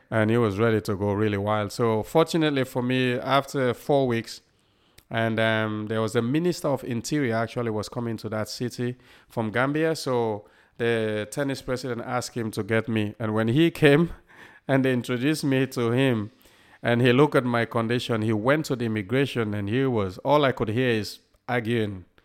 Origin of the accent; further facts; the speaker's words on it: Sierra Leone; also born or lived in Liverpool, England; now in Southport, United Kingdom; a kid growing up in Sierra Leone